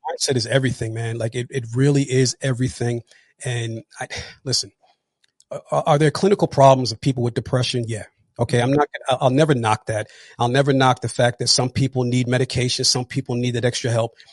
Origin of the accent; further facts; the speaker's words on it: New Jersey, United States; also born or lived in Atlanta; I'm actually from New Jersey, born and raised.